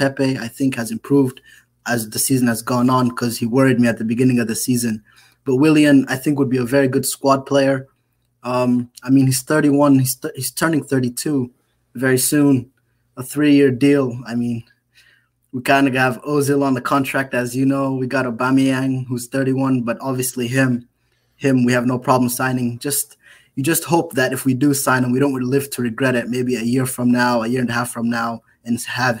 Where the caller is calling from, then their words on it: Charlotte, North Carolina, United States; Charlotte, North Carolina.